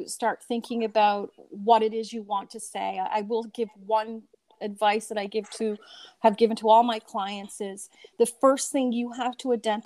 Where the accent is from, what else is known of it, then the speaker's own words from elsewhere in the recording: Newfoundland and Labrador, Canada; growing up in Newfoundland